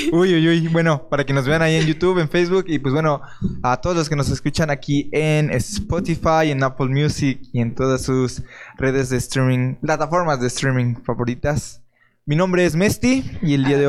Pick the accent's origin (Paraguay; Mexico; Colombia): Mexico; somos mexicanos